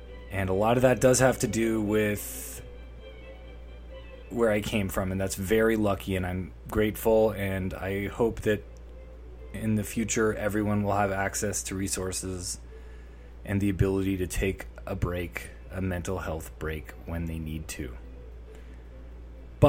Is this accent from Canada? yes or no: yes; Canada; I'm a Canadian 38-year-old